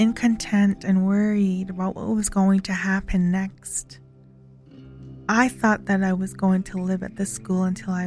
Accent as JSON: {"language": "English", "area": "Kainai Nation", "region": "Alberta", "country": "Canada", "said": "I am from Ghana, First Nation, Alberta"}